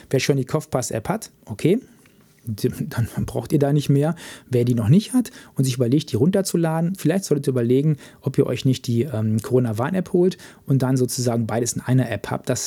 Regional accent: North Rhine-Westphalia, Germany; den Kreis, wo ich herkomme, Märkischer Kreis im Sauerland in Nordrhein-Westfalen.

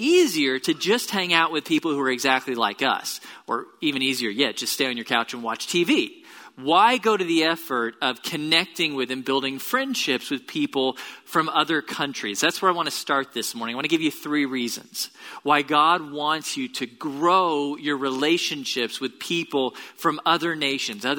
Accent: Tomball, Texas, United States; now in Bryan-College Station, United States; I grew up in Tomball. It's about an hour south of here.

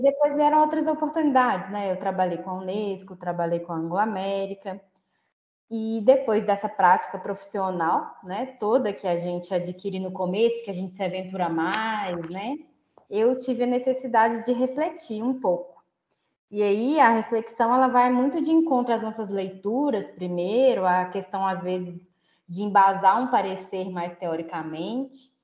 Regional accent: Belo Horizonte, Minas Gerais, Brazil; eu moro em Belo Horizonte, né? Sou de Belo Horizonte

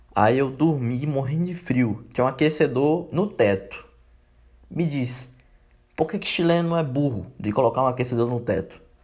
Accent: Brazil; a gente é brasileiro mesmo

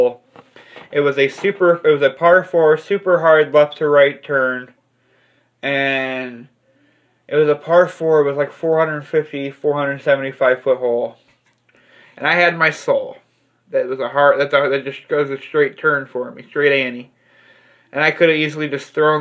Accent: Illinois, United States; I'm from Illinois

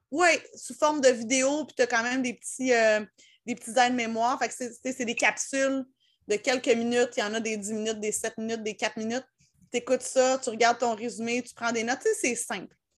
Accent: Laurentides, Quebec, Canada; je viens, des Laurentides

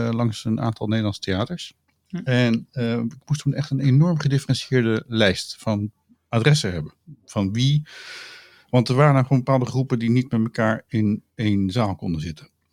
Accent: Utrecht, Netherlands; ik ben Utrechter

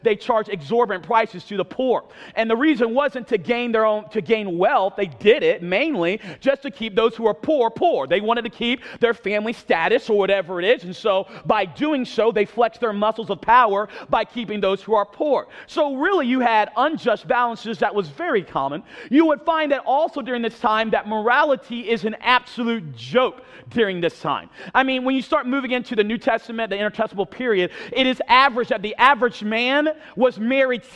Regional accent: eastern North Carolina, United States; I'm from North Carolina. I sound nothing like it because I grew up on the East Coast by the beach.

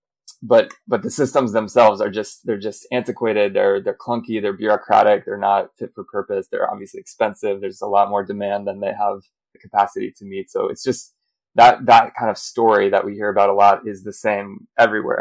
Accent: United States; accent: American; moved away as an adult; now in Europe; I'm American, you can hear from my accent, but living in Europe

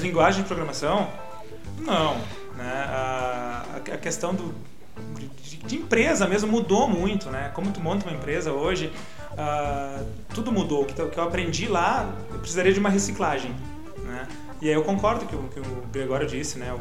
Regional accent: Gramado, Rio Grande do Sul, Brazil; nasci em Gramado, cresci em Gramado, natural daqui.

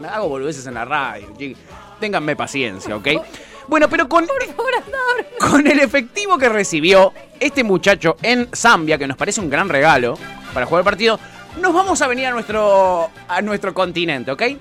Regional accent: Argentina; Nosotros somos de Argentina

